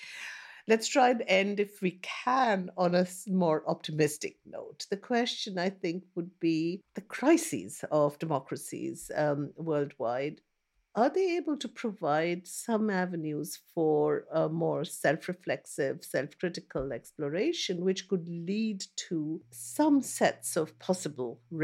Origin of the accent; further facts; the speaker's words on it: India; I grew up in India, I grew up listening to the BBC radio